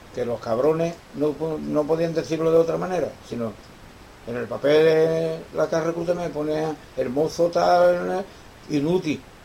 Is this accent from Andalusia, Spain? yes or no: yes; Cádiz, Andalusia, Spain; moved away as an adult; also born or lived in Madrid / León; era mi tierra, de acuerdo, era Cádiz